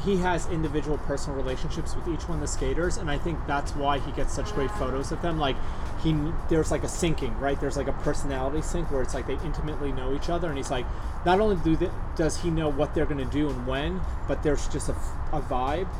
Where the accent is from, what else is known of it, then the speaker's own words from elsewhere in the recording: New York, United States; moved away; we grew up in New York